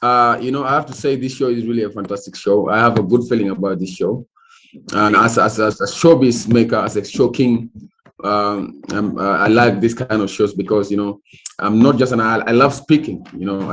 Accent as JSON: {"language": "English", "country": "South Sudan", "said": "I come from the Republic of South Sudan, of course, from East Africa"}